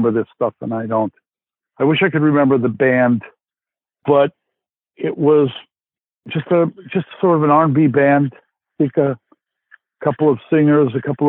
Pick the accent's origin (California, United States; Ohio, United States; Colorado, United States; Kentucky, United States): Ohio, United States; Cleveland; also born or lived in New York; I'm from New York, but my parents moved to Cleveland when I was pretty young